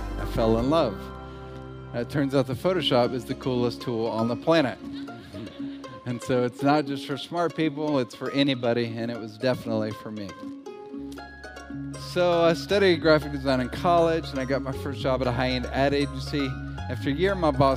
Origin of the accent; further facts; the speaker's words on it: Hendersonville, Tennessee, United States; I'm from Nashville, Tennessee. I grew up in a suburb called Hendersonville.